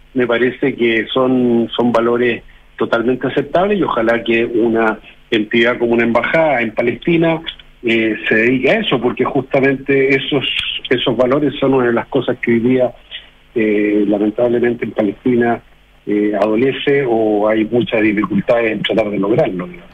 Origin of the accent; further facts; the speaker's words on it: Chile; nosotros somos chilenos